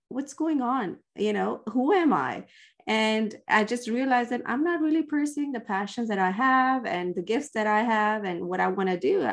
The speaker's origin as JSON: {"language": "English", "region": "Dubai", "country": "United Arab Emirates", "tie": "born or raised there", "moved": "yes", "said": "And I grew up in the Middle East, uh, in Dubai."}